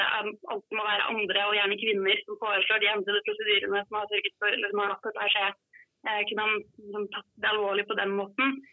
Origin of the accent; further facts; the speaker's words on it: Skåtøy, Telemark, Norway; now in Oslo, Norway; så er jeg fra Skåtøy